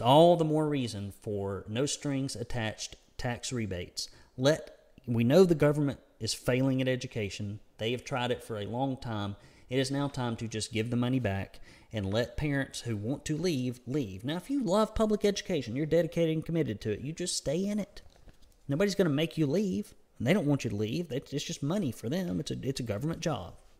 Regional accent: United States; accent: redneck; my redneck accent

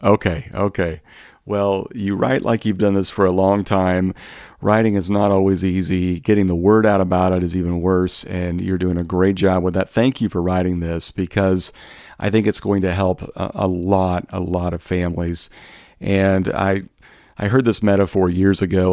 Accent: Midwest, United States; much of the food I grew up on in the Midwest

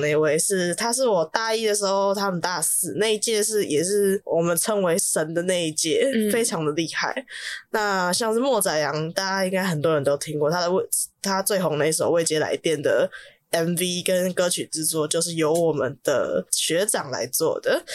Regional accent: Taipei, Taiwan; 因为我台北人的关系

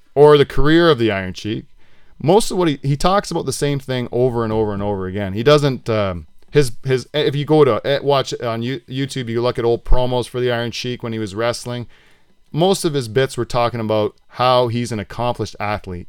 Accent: Delhi, Ontario, Canada; Norfolk County, Delhi.

